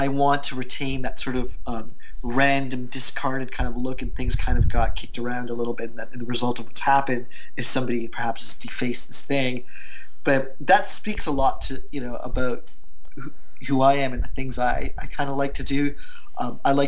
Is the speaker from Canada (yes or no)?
yes; Canada; I'm an Indian Canadian